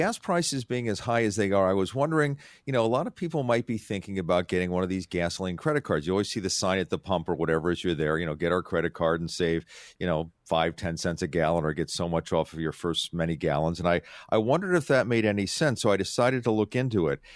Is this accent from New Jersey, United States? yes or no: yes; Atlantic City, New Jersey, United States; I grew up on the Atlantic City Shore.